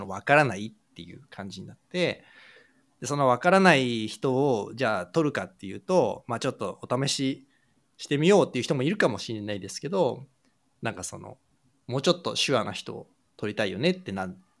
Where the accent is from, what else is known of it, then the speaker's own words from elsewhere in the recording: Japan; 日本で生まれ育って日本で教育を受けて日本で仕事をしてきたという前提に立つと私もそうですけれども